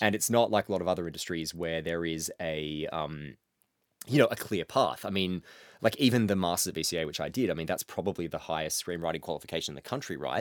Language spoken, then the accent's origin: English; Mansfield, Victoria, Australia; moved away; every year my hometown does a, uh, does a pub crawl, like, up through the city and up Bridge